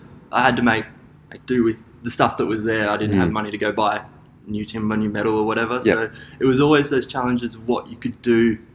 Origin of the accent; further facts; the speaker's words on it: Gold Coast, Queensland, Australia; I grew up on the Gold Coast with my father, who was Gold Coast born